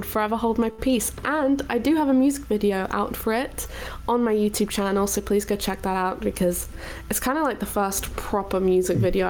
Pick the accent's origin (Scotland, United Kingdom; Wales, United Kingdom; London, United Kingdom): Wales, United Kingdom; also born or lived in South of England; I'm actually from Wales. So all of my family are from Wales, so I never want anyone to say I'm English